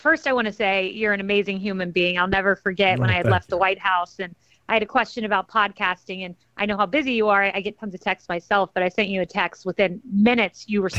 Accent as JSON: {"language": "English", "town": "Tampa", "region": "Florida", "country": "United States", "tie": "born or raised there", "said": "I grew up in Tampa, Florida. Many of my friends were Latino."}